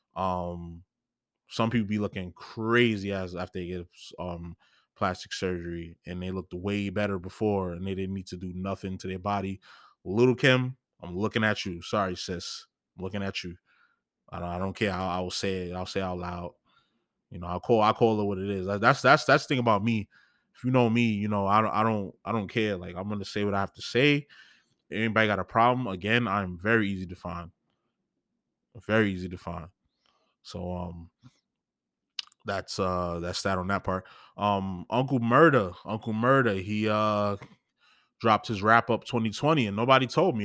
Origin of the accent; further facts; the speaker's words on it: New York, United States; I'm from New York